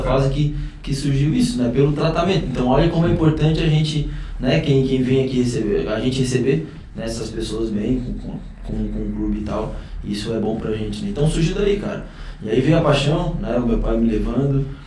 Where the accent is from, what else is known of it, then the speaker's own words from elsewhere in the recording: Criciúma, Santa Catarina, Brazil; Então cresci também no, no Heriberto Wilson, nesse, nesse ambiente